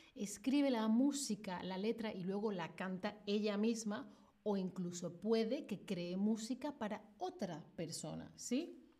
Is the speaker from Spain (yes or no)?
yes; Spain; yo soy de España